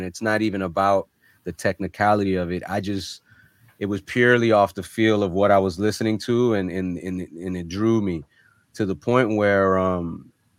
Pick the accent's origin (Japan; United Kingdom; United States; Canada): United States; North Miami, Florida; also born or lived in Germany; I was an army brat for a while, but was located, we pretty much set roots down in Miami, Florida, North Miami to be exact, when I was about 5 years old